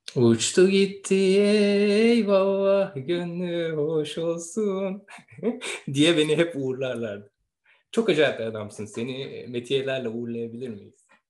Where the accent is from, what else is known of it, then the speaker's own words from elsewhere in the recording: Istanbul, Turkey; İstanbul'da dünyaya gelmiş bir insan evladı olduğumu düşünüyorum. En azından bana böyle söylendi. Ee, İstanbul'da büyüdüm. Şu yaşımda hala İstanbul'dayım.